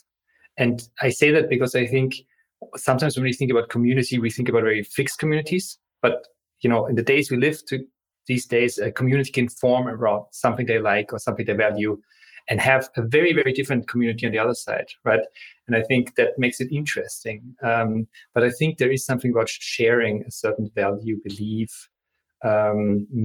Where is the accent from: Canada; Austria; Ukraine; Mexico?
Austria; moved away; I come from Austria, so German board games are a big part of our tradition. We grow up playing with each other.